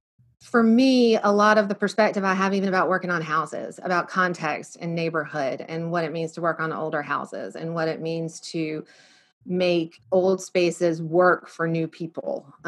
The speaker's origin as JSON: {"language": "English", "town": "Birmingham", "region": "Alabama", "country": "United States", "tie": "born or raised there", "also_born_or_lived": "New York / Ridgewood, New Jersey", "said": "we grew up here in Birmingham. I grew up here in Birmingham. My parents grew up in Birmingham. We have been here forever."}